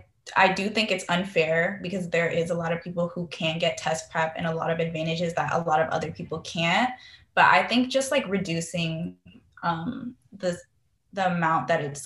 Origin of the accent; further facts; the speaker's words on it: California, United States; Oh yeah, because I remember I would always like drive by like different places, especially like I believe like near San Jose or like Silicon Valley